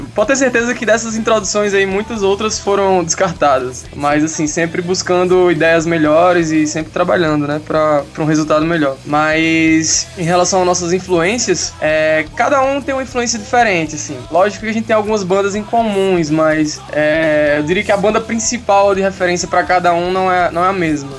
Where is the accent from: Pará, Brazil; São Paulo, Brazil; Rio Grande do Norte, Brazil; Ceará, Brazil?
Rio Grande do Norte, Brazil; Mossoró; also born or lived in Natal; eu, eu sou de Mossoró, assim, morei a é, minha adolescência toda lá.